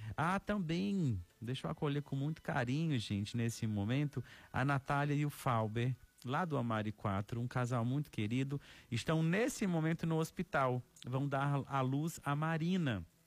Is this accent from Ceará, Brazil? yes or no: yes; Ceará, Brazil; no interior do nosso Ceará